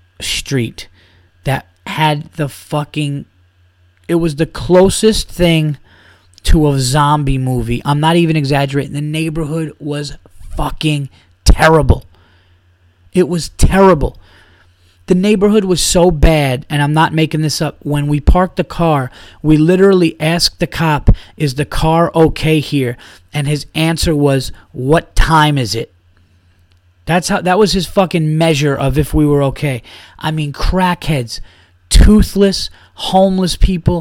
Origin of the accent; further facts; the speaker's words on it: New York, United States; I'm a New York guy. You know, I'm a New Yorker.